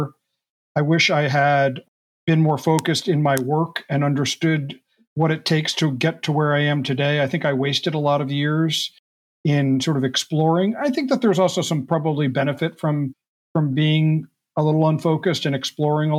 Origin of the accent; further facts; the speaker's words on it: United States; moved away as an adult; also born or lived in New York area / central New Jersey / Hawaii / Japan; now in West Coast, United States; I grew up on the East Coast here in the U.S., just outside of New York for the first 12 years of my life, then do a small farm in central New Jersey up till college